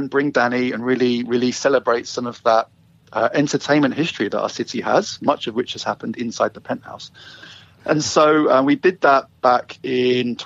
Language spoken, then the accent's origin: English; London, United Kingdom; moved away as an adult; now in Vancouver, Canada; I am from London, England, originally. And I moved here with my wife 10 years ago.